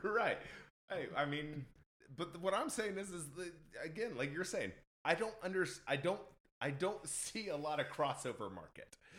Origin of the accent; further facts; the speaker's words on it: Indiana, United States; now in Nashville, United States; I'm originally from Indiana, and there's not really a big scene up there